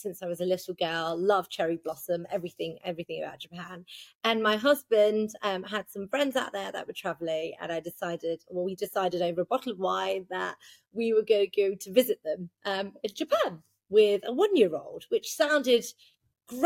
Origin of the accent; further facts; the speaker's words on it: United Kingdom; I'm born and raised in Britain